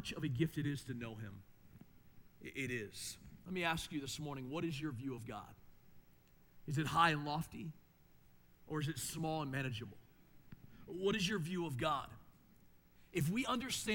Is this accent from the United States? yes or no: yes; Maryland, United States; growing up in Maryland